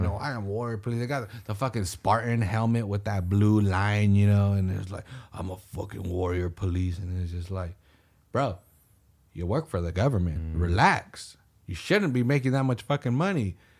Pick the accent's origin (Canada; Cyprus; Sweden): Sweden; I'm from Sweden, I'm friendly, I don't know what to do.